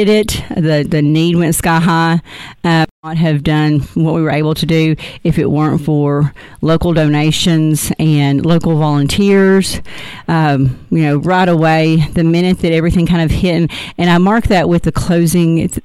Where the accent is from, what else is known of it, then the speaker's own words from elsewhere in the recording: Texarkana, Arkansas, United States; also born or lived in Ashdown, Arkansas / Little Rock, Arkansas / Conway, Arkansas; I was born and raised in Texarkana and moved to Ashdown when I was in high school